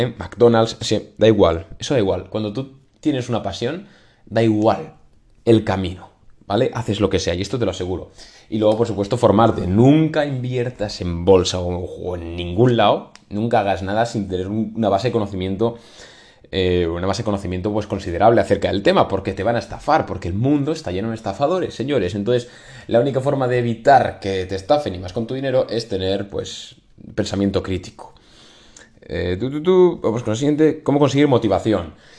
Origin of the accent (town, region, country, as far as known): Spain